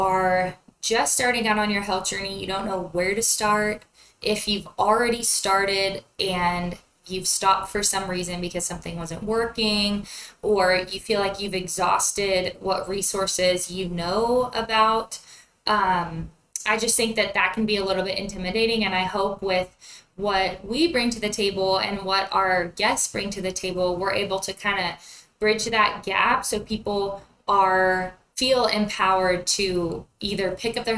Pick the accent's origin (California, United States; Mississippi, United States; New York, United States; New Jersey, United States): California, United States; Central; moved away as an adult; now in Lubbock, United States; I'm originally from Central California, where I grew up on my family's beef cattle ranch